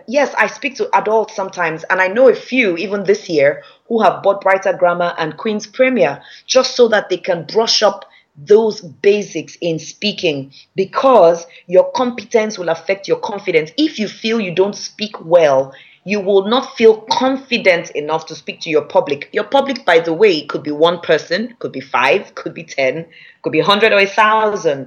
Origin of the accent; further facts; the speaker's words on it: Nigeria; accent: Nigerian; we are Nigerians with our Nigerian accent